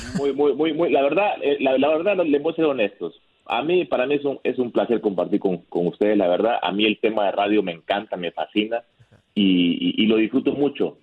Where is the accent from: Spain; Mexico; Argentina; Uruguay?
Mexico; yo siendo mexicano